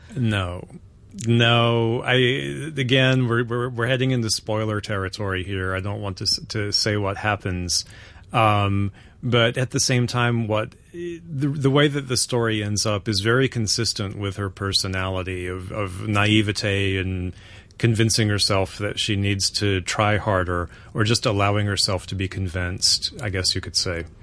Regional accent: North Carolina, United States; where I grew up in North Carolina

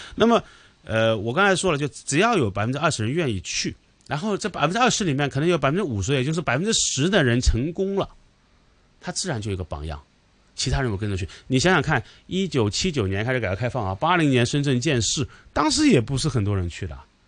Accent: Hong Kong

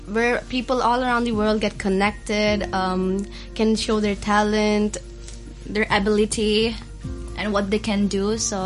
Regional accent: India; now in Hong Kong; my home country, India

